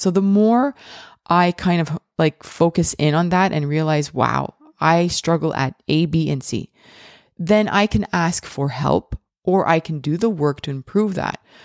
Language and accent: English; Montreal, Quebec, Canada; I am from Montreal, Canada